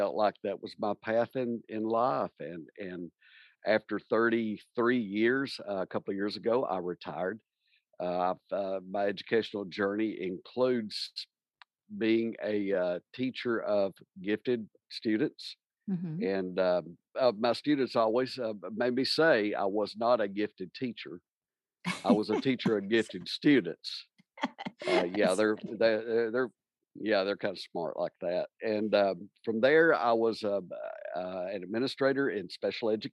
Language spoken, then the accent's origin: English; Tennessee, United States; Born and raised in Tennessee, I'm originally from close to Middle Tennessee, but grew up in a very rural community